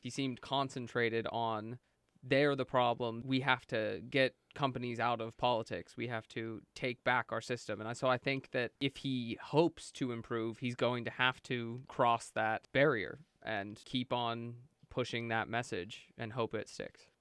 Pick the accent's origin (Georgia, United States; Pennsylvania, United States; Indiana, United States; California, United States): Pennsylvania, United States; Brookville; moved away as an adult; now in New York, United States; I'm from Brookville, Pennsylvania